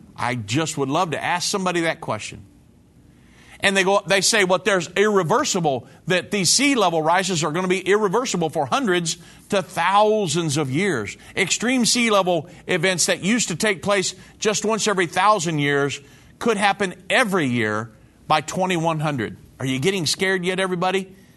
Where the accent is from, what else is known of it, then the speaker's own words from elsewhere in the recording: Texas, United States; I'm from Texas